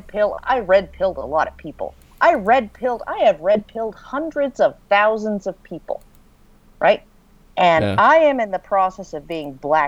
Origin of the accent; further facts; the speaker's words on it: Canada; I'm a Canadian